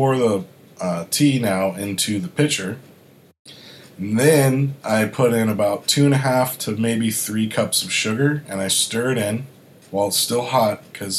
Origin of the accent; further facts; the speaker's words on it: Florida, United States; born there; also born or lived in Arkansas / South Carolina / Kentucky / Massachusetts; I was born in Florida, I lived in the South most of my life. So I've lived in Arkansas, South Carolina, Kentucky, Florida again. Then I moved to Massachusetts.